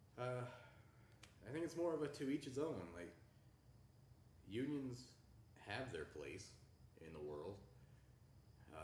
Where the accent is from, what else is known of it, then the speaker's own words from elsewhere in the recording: Oklahoma, United States; now in Colorado Springs, United States; where I'm from in Oklahoma